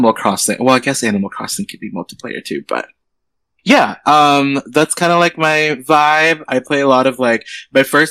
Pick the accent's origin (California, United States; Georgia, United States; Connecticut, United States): California, United States; San Francisco; I'm 25. I'm from San Francisco